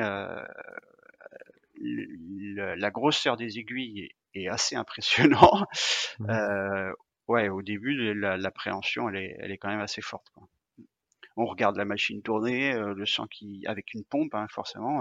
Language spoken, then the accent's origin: French; Rennes, Brittany, France; je suis rennais